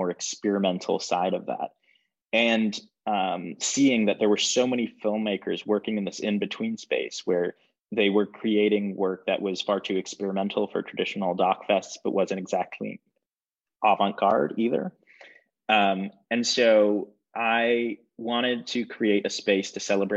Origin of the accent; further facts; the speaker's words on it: Michigan, United States; moved away as an adult; now in New York, United States; I'm from Michigan